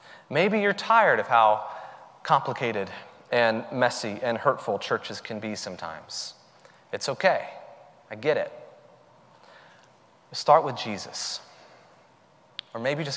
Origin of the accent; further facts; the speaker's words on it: the South, United States; the expression that I grew up with in the South, all y'all